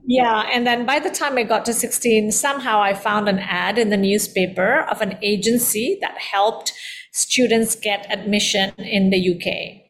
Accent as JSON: {"language": "English", "country": "Indonesia", "tie": "born or raised there", "also_born_or_lived": "London", "said": "I am of Indian descent, born and raised in Indonesia"}